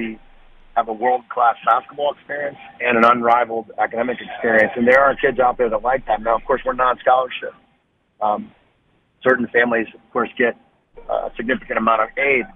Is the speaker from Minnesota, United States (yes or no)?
no; Indiana, United States; I'm from Indiana